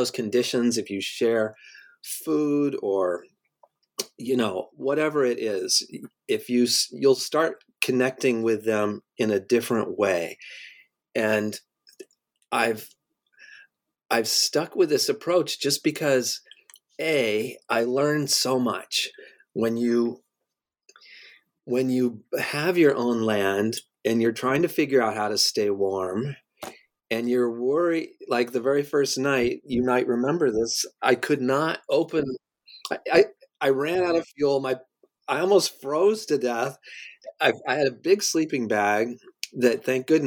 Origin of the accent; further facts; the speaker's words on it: Colorado, United States; now in New York, United States; I grew up in Colorado